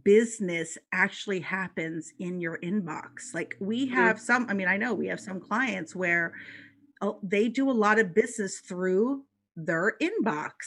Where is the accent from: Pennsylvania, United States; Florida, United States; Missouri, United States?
Pennsylvania, United States; Philadelphia; I said hoagie because I'm from Philly.